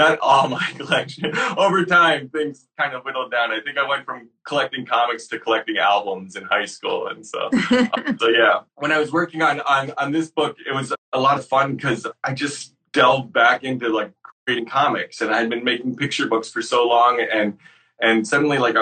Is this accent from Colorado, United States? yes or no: no; Syracuse, New York, United States; I grew up in Syracuse, New York